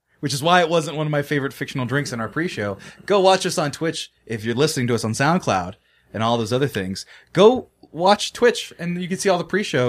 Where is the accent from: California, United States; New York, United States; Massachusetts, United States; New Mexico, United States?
California, United States; Fresno; moved away as an adult; Bro, I'm from Fresno, California.